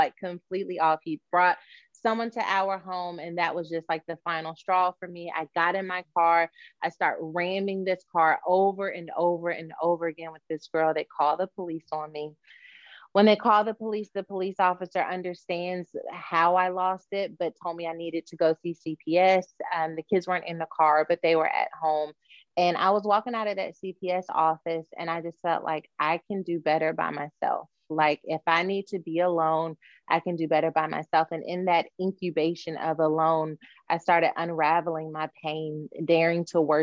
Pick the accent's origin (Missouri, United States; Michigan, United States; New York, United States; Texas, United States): Texas, United States; Dallas; also born or lived in West Virginia; So we moved from West Virginia to Dallas in 1996